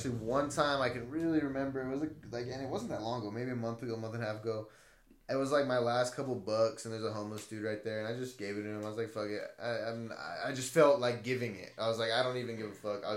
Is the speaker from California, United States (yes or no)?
yes; Blythe, California, United States; I grew up in Blythe